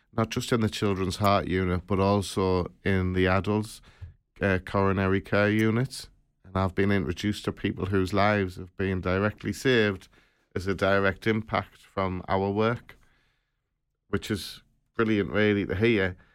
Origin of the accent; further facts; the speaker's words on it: Sunderland, North East England, United Kingdom; from Sutherland